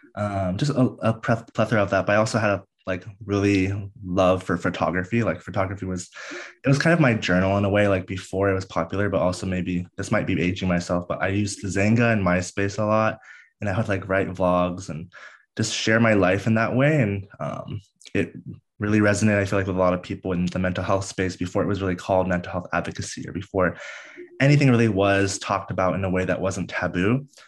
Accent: DC area, Northern Virginia, United States; I grew up on the East Coast of the United States in Northern Virginia, D C area, uh, born and raised there

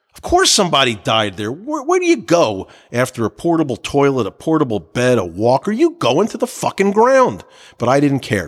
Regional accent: New Jersey, United States; born or raised there

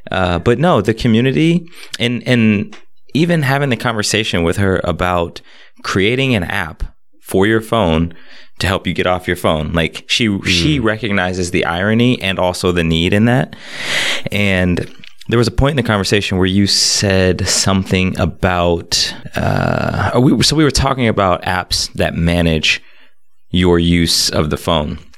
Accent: Montreal, Quebec, Canada; growing up in Montreal uh, as a first generation Jamaican

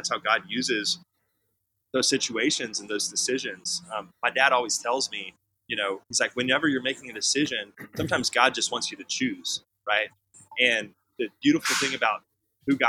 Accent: Houston, Texas, United States; I was born in Houston

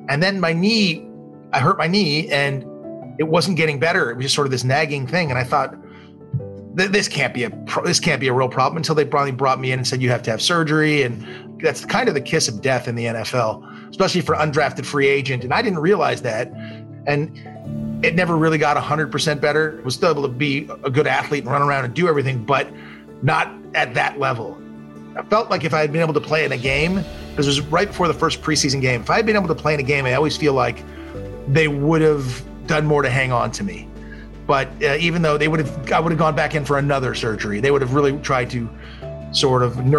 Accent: Malibu, California, United States; also born or lived in Detroit, Michigan; I was raised in the hardscrabble streets of Malibu, California

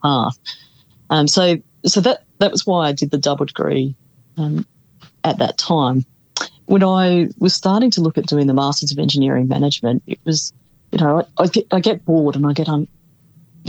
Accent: South Australia, Australia; I come from South Australia

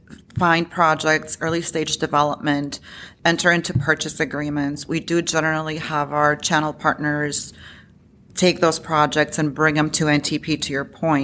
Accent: Illinois, United States; now in Chicago, United States; Yeah, so I, you know, to your point, I am from Illinois. I live in Chicago.

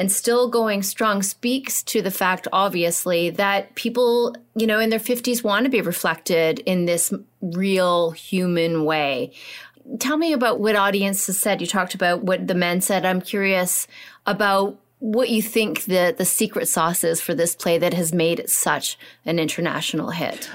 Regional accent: Canada; we're Canadian.

